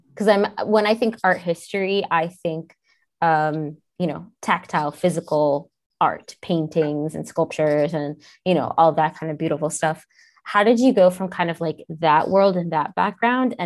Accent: New York, United States; moved away; I'm from New York, so I was really happy to be able to go back for the WordCamp and like be in my city.

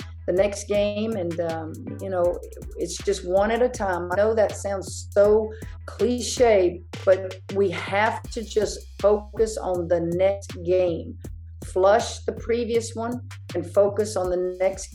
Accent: Hammond, Louisiana, United States; I grew up in Hammond.

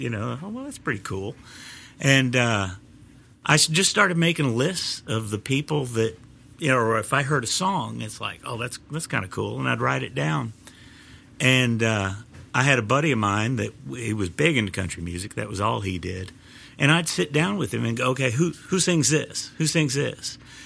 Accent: Kansas City, United States; moved away as an adult; now in Nashville, United States; I'm originally from Kansas City

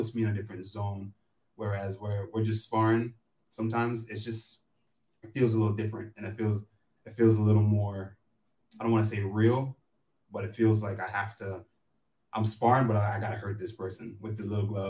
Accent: New York City, New York, United States; I'm from Queens, Brooklyn, the boroughs. Like I'm from New York for real

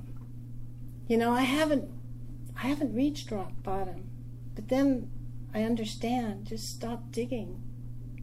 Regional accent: Quebec, Canada; now in New York, United States; I am from Quebec, but I live in New York

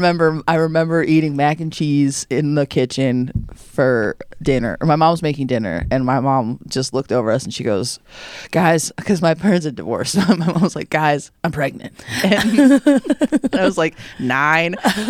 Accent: Chicago, Illinois, United States; Chicago, born and raised. I'm from the Chicagoland area, born and raised.

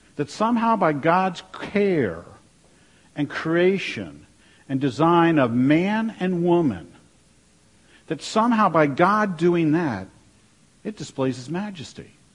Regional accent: Washington, District of Columbia, United States; moved away; also born or lived in North Dakota; growing up in Washington, D.C.

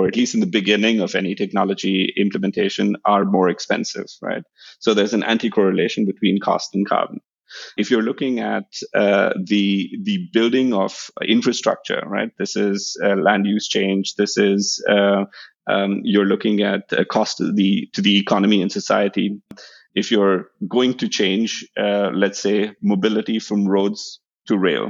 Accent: India; moved away; I come from India

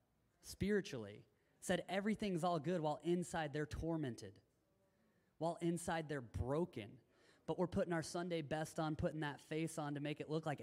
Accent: Tennessee, United States; moved away; I grew up in Tennessee

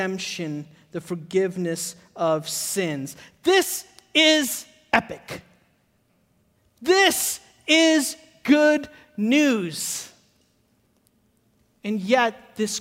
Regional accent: Chicago, Illinois, United States; also born or lived in Hyderabad, India; now in Charlotte, United States; I grew up in Chicago. I grew up like right outside of the city. Like I say Chicago, but I grew up in Oak Park, Maywood, Bellwood, that area.

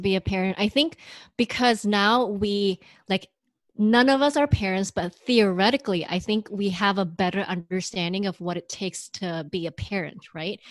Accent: Indonesia; moved away; I grew up in Indonesia

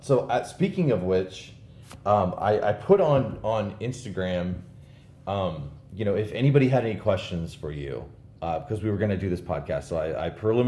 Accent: St. Louis, Missouri, United States; I'm from St. Louis

